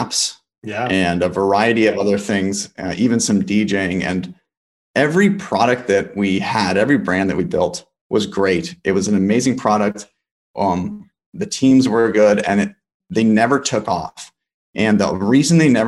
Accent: Los Angeles, California, United States; also born or lived in Boulder, Colorado; I'm from Los Angeles, and I went to college at the University of Colorado Boulder

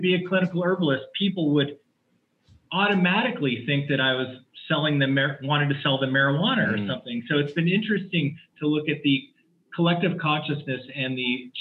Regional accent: Palo Alto, California, United States; I grew up in the Bay Area, California. I graduated high school in Palo Alto.

